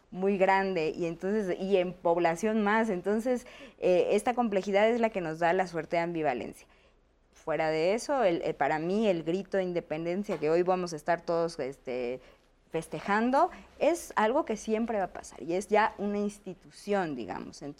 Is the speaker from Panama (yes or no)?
no; Mexico; la Navidad tampoco es, es parte de nuestra cultura como mexicana, pero también la festejamos